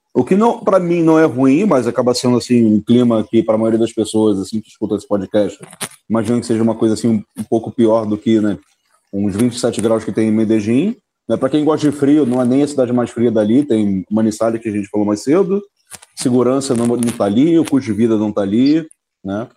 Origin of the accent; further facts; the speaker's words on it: Brazil; moved away; quando saí do Brasil